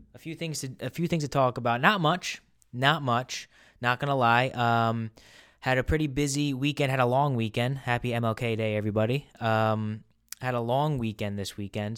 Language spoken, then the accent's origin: English; New England, United States; I'm from New England